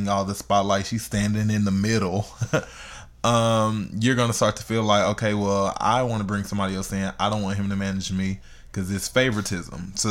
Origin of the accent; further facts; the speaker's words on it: Houston, Texas, United States; H-Town. My hometown